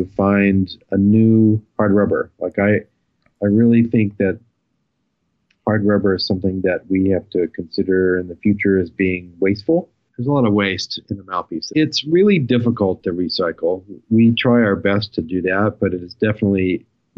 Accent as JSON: {"language": "English", "region": "Texas", "country": "United States", "tie": "born or raised there", "said": "growing up in Texas"}